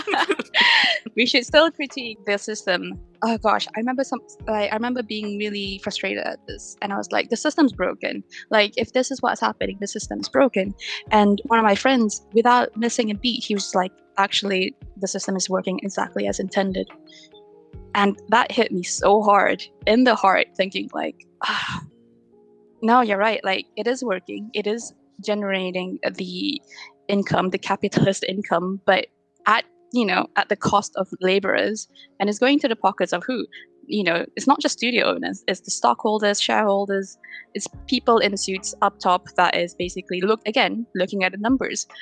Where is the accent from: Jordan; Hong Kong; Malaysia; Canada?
Malaysia; Petaling Jaya, Selangor; moved away as an adult; now in London, United Kingdom; I am a UI UX designer based in London, UK. But I'm from Petaling Jaya, Malaysia, where I studied digital animation in the One Academy